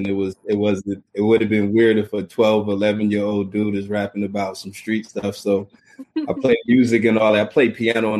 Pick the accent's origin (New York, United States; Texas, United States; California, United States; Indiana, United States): New York, United States; Mount Vernon; I'm from Mount Vernon, New York